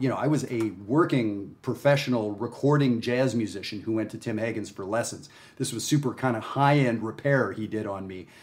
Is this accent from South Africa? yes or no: no; Canada; moved away; also born or lived in Texas; I'm Canadian